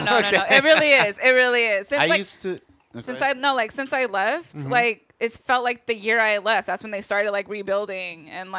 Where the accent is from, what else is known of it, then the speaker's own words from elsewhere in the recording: Sacramento, California, United States; moved away as an adult; now in Los Angeles, United States; I'm originally from LA. I lived in Sacramento for like 10 years. Like my whole like teenage, early adult years.